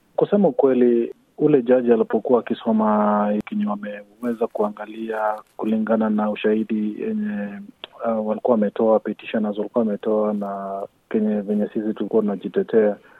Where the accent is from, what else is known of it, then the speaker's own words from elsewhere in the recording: Kenya; now in Australia; sisi ni Wakenya